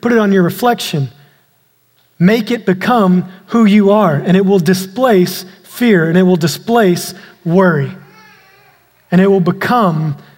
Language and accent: English; East Texas, United States; I grew up out in East Texas where we had a lot of snakes